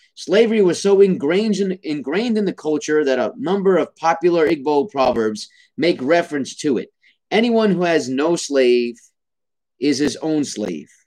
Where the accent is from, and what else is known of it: United States